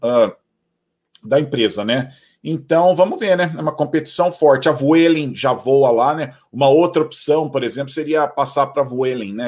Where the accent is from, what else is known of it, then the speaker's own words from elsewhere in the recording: São Paulo, Brazil; now in Atlanta, United States; eu sou, eu sou de São Paulo